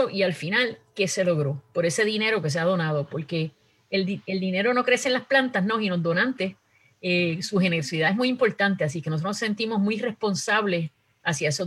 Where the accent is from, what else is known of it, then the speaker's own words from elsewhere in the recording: Manatí, Puerto Rico; yo soy del área de Manatí